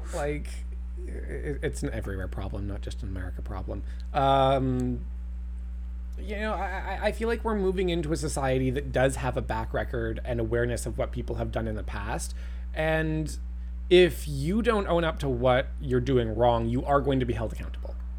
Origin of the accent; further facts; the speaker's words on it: Canada; as a Canadian